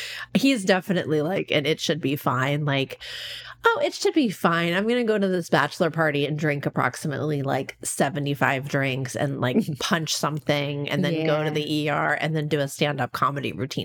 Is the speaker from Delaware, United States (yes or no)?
yes; Southern Delaware, United States; I'm from the country. I'm from Delaware, like the Kansas of the East.